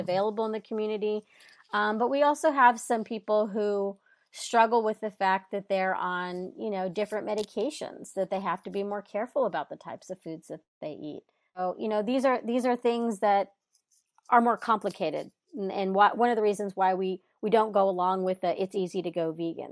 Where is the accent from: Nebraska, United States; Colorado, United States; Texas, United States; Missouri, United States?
Texas, United States; now in California, United States; I live in California now, but I grew up in Texas